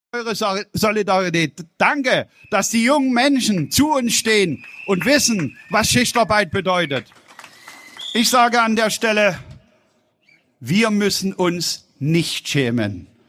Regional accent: Saxony, Germany; accent: Saxon; Wir sprechen Deutsch und ich spreche mit sächsischem Dialekt

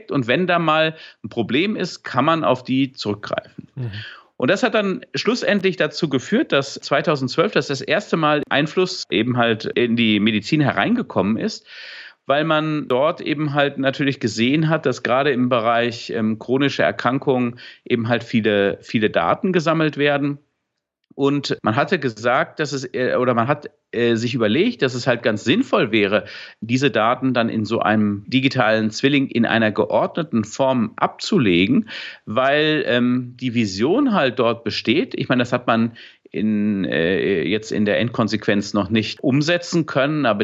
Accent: Dortmund, North Rhine-Westphalia, Germany; oder beim Bayern München Trikot, was ich mir natürlich als Dortmunder nie kaufen würde.

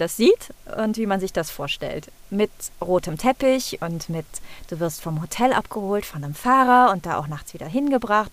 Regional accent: Cologne, North Rhine-Westphalia, Germany; accent: Rhineland dialect; Ich selber bin auch mit Dialekt groß geworden. Mhm. Ich komme aus dem Rheinland

